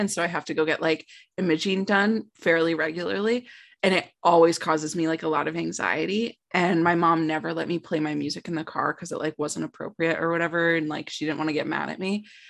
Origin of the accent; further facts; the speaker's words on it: Connecticut, United States; I'm from Connecticut.